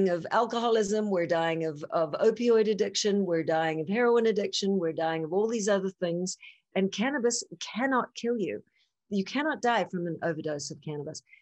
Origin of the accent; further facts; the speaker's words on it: New Zealand; moved away; I'm from New Zealand.